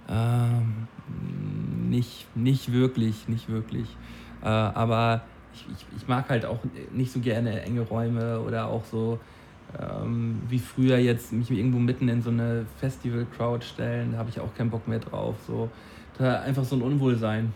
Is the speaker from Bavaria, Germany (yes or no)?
no; Flensburg, Schleswig-Holstein, Germany; Flensburg, meine Heimatstadt. An dem Ort, an dem ich, ge an dem, an dem Ort, an dem ich geboren wurde.